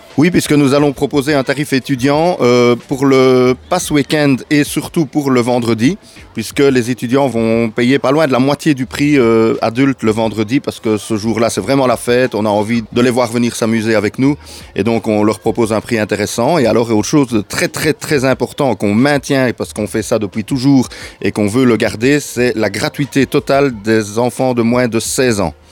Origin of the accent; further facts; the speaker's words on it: Ardennes, Wallonia, Belgium; on, est en Ardennes, quand on est des Ardennais